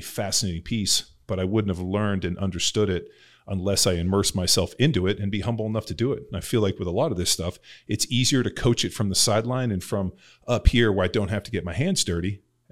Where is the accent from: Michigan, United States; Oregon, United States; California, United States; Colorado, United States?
California, United States; Southern; I grew up in Southern California